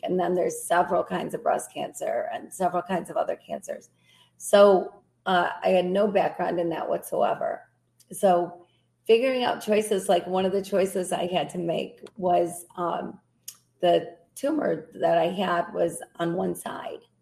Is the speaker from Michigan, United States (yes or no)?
yes; Grand Rapids, Michigan, United States; I uh, was raised here, been been in this area my whole life.